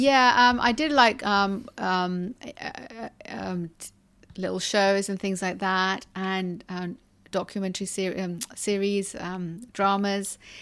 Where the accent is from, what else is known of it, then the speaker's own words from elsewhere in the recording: London, United Kingdom; moved away as an adult; now in United Arab Emirates; I'm from London and I've been here in the U A E for about, I think, nearly thirteen years.